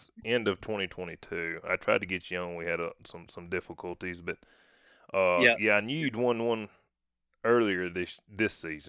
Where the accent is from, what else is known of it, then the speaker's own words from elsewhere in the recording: Mississippi, United States; I'm from Mississippi, and we go to the Gulf a good bit